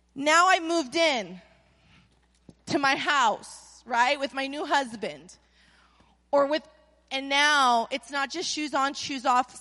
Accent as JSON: {"language": "English", "town": "Anaheim", "region": "California", "country": "United States", "tie": "born or raised there", "moved": "yes", "lives_now": "Las Vegas, United States", "said": "I was born in Anaheim"}